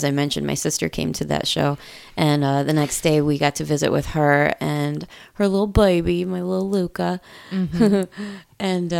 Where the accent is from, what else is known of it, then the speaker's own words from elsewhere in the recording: Indiana, United States; I'm from Indiana, man. Corn's in my blood.